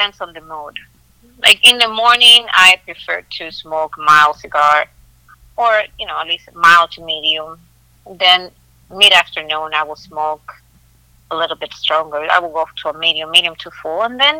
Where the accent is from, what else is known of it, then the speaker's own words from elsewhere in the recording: Santiago de los Caballeros, Santiago, Dominican Republic; now in United States; I am from Santiago, Dominican Republic.